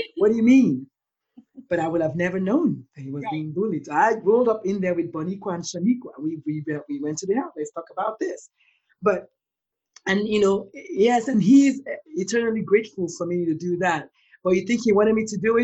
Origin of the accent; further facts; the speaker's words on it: Nigeria; I'm Black, I'm Nigerian, and I come from a country where the conversation about mental illness, first of all, is like non-existent